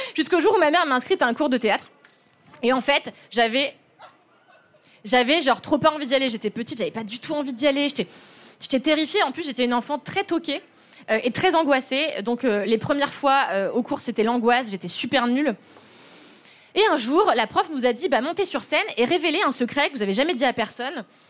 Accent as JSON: {"language": "French", "town": "Levallois-Perret", "region": "Île-de-France", "country": "France", "tie": "born or raised there", "said": "j'ai grandi dans une petite ville du 92 qui s'appelle Levallois-Perret"}